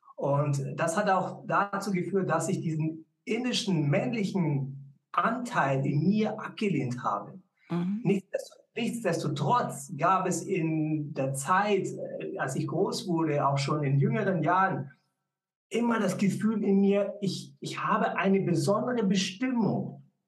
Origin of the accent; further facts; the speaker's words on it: Munich, Bavaria, Germany; Ich bin ja in München aufgewachsen